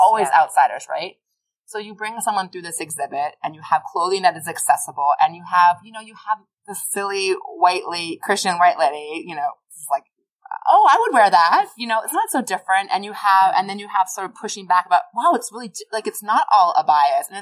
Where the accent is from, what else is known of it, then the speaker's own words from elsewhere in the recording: Boston, Massachusetts, United States; I'm from Boston